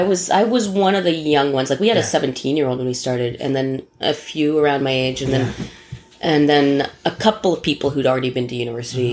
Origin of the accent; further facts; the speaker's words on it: Toronto, Ontario, Canada; I grew up in Scarborough